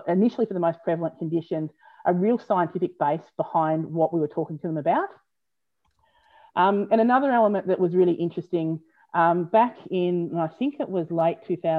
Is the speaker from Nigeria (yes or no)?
no; Australia; being an Aussie